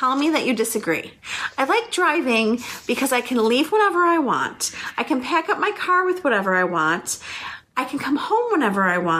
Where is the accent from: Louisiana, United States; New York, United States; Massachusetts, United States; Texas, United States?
New York, United States; Buffalo; we're from Buffalo